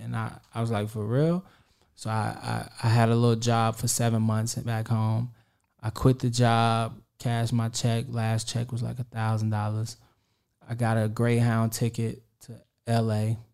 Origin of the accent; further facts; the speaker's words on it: Kansas City, Kansas, United States; I'm from Kansas City, Kansas